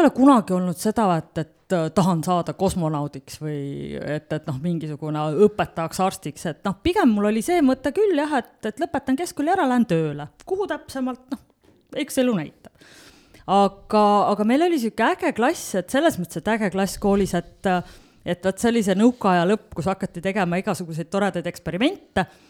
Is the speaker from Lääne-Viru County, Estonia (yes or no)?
no; Tallinn, Harju County, Estonia; moved away as an adult; also born or lived in Tartu / Finland; now in Otepää, Estonia; sündisin Tallinnas ehk siis tegelikult läbi ja lõhki pealinna tüdruk ja koolis käinud Tallinnas